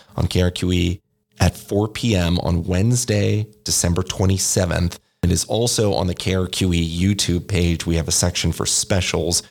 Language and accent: English; Oregon, United States; now in New Mexico, United States; I'm a transplant, as they say. I am from Oregon